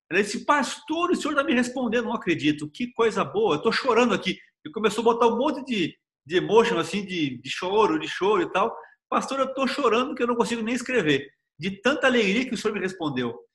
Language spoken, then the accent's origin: Portuguese; Salvador, Bahia, Brazil; now in Águas Claras, Brazil; eu sou de Salvador, da Bahia.